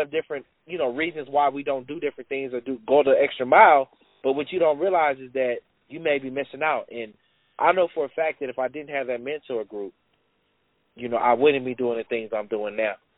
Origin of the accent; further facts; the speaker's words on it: Los Angeles, California, United States; I grew up in South Central Los Angeles